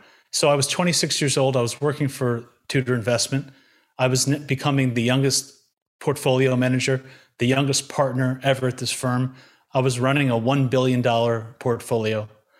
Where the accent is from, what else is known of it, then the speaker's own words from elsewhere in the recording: New York, United States; born there; I was born in Long Island, New York, very kind of mainstream upbringing.